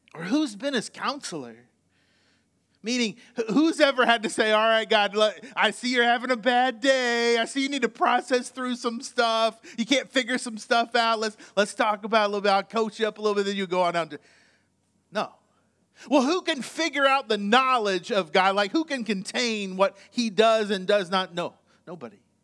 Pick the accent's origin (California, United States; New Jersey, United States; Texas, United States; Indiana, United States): Indiana, United States; moved away; I was born in Indiana